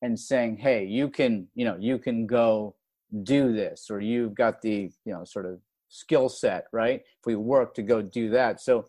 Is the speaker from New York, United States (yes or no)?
yes; Rochester, New York, United States; moved away as an adult; growing up in Rochester, New York